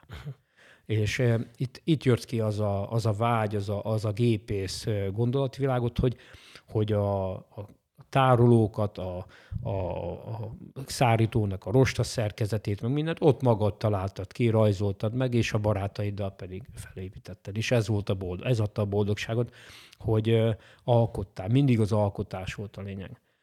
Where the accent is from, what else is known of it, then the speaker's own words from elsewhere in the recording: Hajdúnánás, Hajdú-Bihar, Hungary; also born or lived in Nyíregyháza; a Bocskai Földi Hajdúnánáson születtem